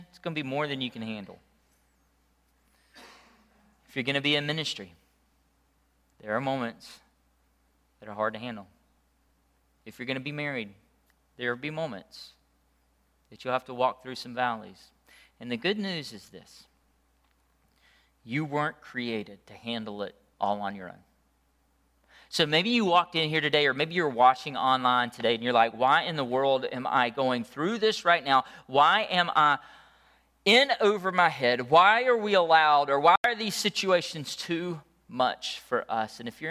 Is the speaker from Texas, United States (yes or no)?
no; Leslie, Georgia, United States; I remember growing up in Leslie, Georgia. How many of y'all know where Leslie is?